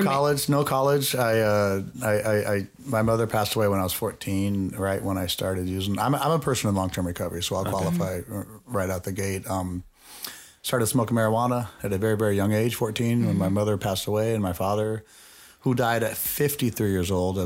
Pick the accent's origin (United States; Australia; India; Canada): United States; Nevada; I grew up out on Craig Road and Torrey Pines area.